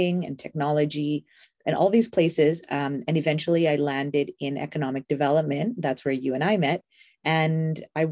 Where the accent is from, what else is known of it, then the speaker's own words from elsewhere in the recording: Edmonton, Alberta, Canada; I grew up here in Edmonton, born and raised